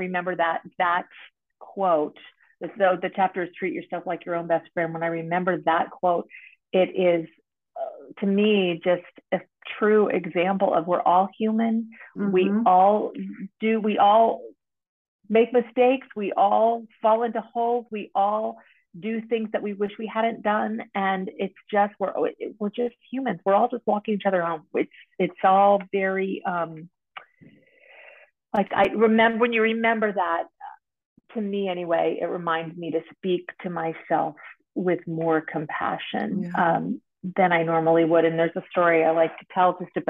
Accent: East Coast, United States; I am from the East Coast

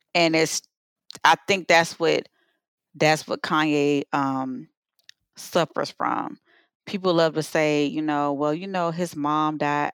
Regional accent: Savannah, Georgia, United States; growing up in Savannah was just a wonderful thing

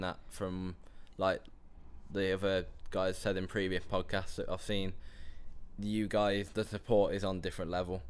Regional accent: Telford, West Midlands, United Kingdom; I'm from Telford, which is just north of uh, Birmingham.

